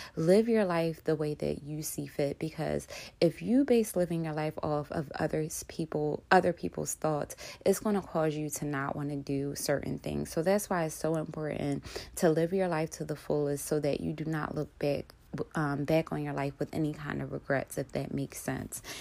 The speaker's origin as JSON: {"language": "English", "town": "Philadelphia", "region": "Pennsylvania", "country": "United States", "tie": "born or raised there", "said": "I grew up in Philly all of my life"}